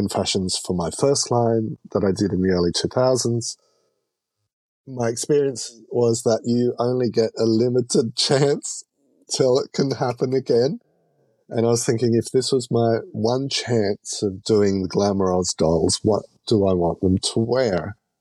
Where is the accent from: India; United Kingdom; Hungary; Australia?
Australia; I'm Australian